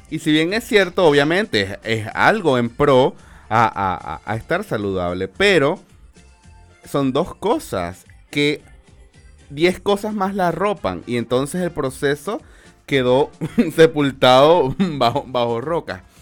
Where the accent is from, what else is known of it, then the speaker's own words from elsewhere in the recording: Venezuela; nosotros como venezolanos, tú y yo igual somos venezolanos